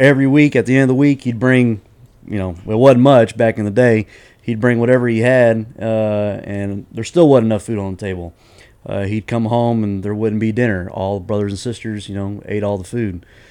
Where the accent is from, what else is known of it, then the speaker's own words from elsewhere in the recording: Houston, Texas, United States; I'm originally from here in Houston, Texas